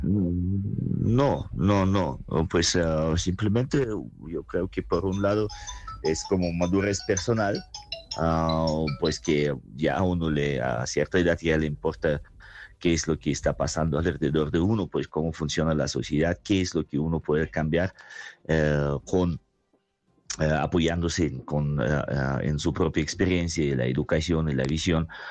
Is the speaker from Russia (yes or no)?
yes; Saratov, Saratov Oblast, Russia; Spanish is a second language; moved away as an adult; also born or lived in Berlin, Germany; now in Tunja, Colombia; yo nací en Rusia y viví allá mi juventud, pero la vida adulta me la pasé en Alemania